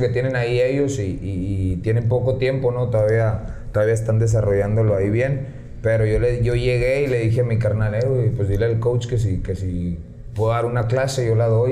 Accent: San Luis Río Colorado, Sonora, Mexico; moved away as an adult; now in Tijuana, Mexico; yo nací, crecí aquí en San Luis. Eh, apenas tengo, te digo, cinco años en Tijuana.

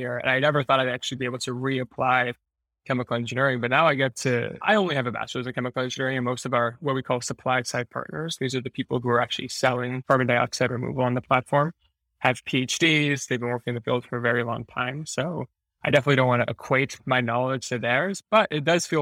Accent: New York, United States; moved away as an adult; also born or lived in Montreal, Canada; now in San Francisco, United States; I actually grew up in New York

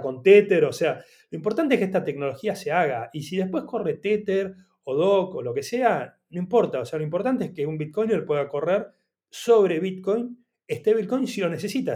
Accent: Argentina; yo soy argentino

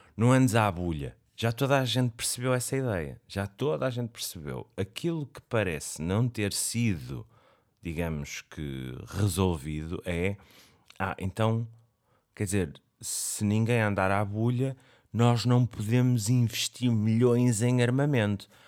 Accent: Portugal; como português gosto de ver o telejornal. É aquela coisa que faz-me sentir mesmo tuga

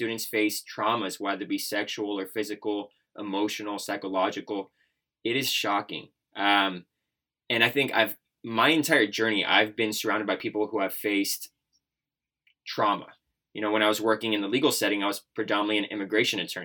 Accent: Texas, United States; also born or lived in Iran; I came from Iran to the United States at the age of 5, and ever since I've lived in Texas

